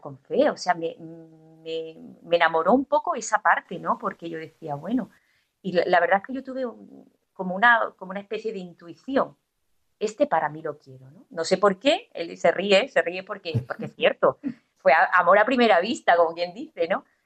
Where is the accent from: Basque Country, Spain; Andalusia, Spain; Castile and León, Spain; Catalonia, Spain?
Andalusia, Spain; Estepona; moved away as an adult; also born or lived in Sweden; now in Málaga, Spain; yo no soy de Málaga, yo soy de un pueblo, yo soy de Estepona